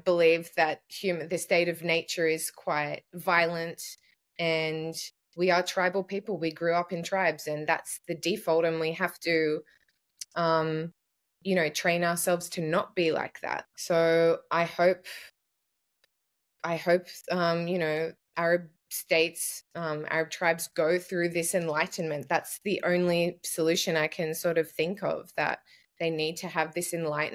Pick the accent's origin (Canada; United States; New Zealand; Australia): Australia; I have English, Irish on one side and Greek on one side, but I'm Australian